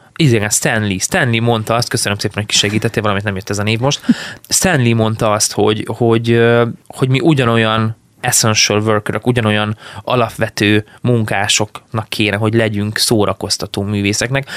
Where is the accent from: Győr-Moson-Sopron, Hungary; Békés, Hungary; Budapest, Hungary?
Békés, Hungary; Szarvas; also born or lived in Szeged; szarvasan nőttem fel, onnan indultunk el így akkor a suliba